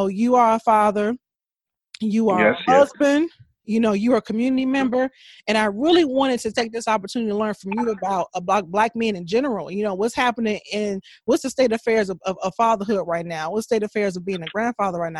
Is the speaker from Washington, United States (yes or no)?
no; Country Club Hills, Illinois, United States; I grew up in Country Club Hills